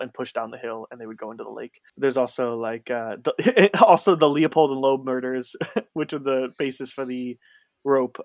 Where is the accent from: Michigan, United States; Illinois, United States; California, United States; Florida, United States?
Illinois, United States; Chicago suburbs; moved away as an adult; also born or lived in Indiana; now in Iowa, United States; I grew up in the Chicago suburbs and, like, about on the Indiana side.